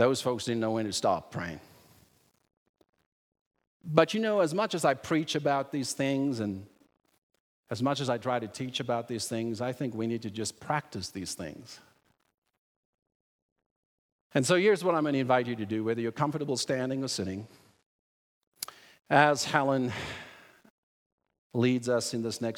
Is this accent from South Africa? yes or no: yes; South Africa; moved away; When I was growing up in South Africa, and my dad was a pastor